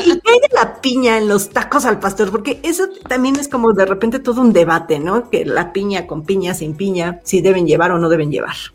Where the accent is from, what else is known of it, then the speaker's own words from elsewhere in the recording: Mexico City, Mexico; como buena chilanga